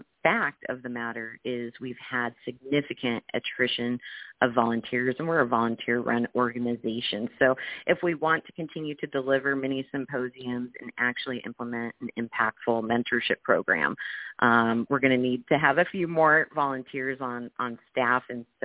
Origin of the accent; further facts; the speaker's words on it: California, United States; we're from Southern California, but we want to bring in an awareness and following to help all women